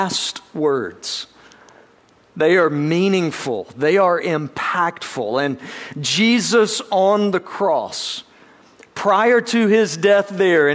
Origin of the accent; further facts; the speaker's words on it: South Georgia, United States; I'm from South Georgia.